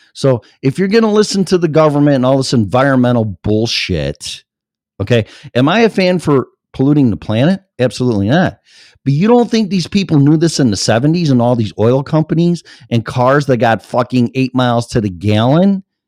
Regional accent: Streamwood, Illinois, United States; also born or lived in Elgin, Illinois; my hometown's right next door to that, Streamwood, Illinois

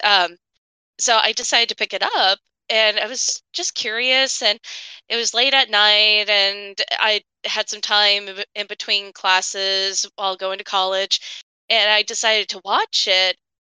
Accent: Illinois, United States; I'm from Illinois and I used to grow up, like, an hour north of Chica, like, hour, hour and a half north of Chicago.

